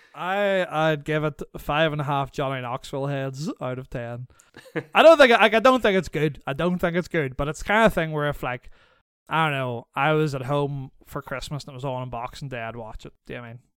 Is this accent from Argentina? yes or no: no; Northern Ireland, United Kingdom; moved away; I was raised in Northern Ireland